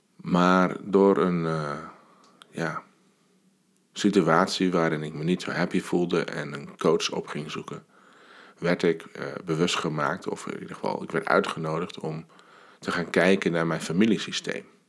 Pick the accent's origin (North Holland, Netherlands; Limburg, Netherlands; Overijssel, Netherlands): North Holland, Netherlands; Alkmaar; 40 jaar geleden ben ik geboren. Ik kwam op deze wereld in het ziekenhuis van Alkmaar.